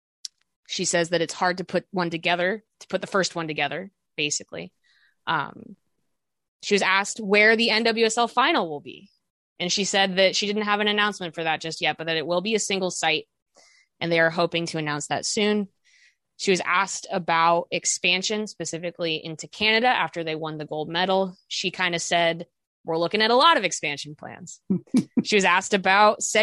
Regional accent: Chicago, Illinois, United States; we're from Chicago

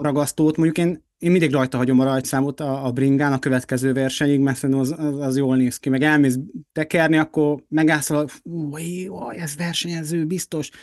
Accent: Hungary; magyarok vagyunk

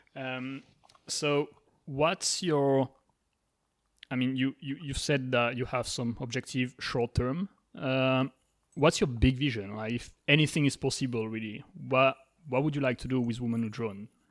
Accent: France; so I'm from France

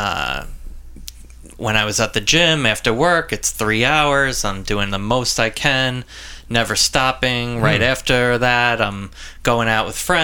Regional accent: Long Island, New York, United States; I'm from Long Island, born and raised here

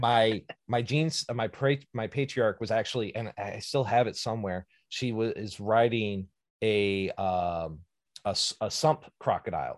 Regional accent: Virginia, United States; moved away; I'm originally from Virginia

